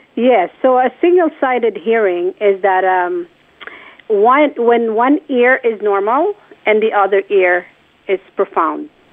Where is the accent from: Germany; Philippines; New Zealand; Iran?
Philippines; born or raised there; moved away